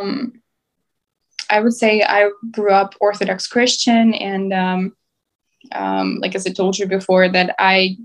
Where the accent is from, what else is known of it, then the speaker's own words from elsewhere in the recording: Mykolaiv, Mykolaiv Oblast, Ukraine; moved away as an adult; also born or lived in Europe; now in United States; I'm originally from Ukraine. I was born and raised in the city of Mykolaiv, which is in the southern part of Ukraine.